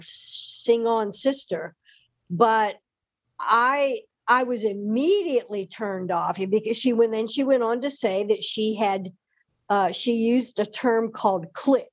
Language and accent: English; Deep South, United States; I come from the Deep South, raised in a very conservative Southern Baptist church